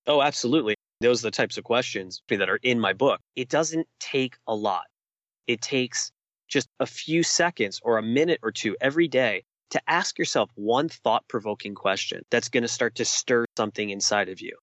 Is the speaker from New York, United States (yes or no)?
yes; New York City, New York, United States; moved away as an adult; I spent almost 40 years of my life growing up in New York City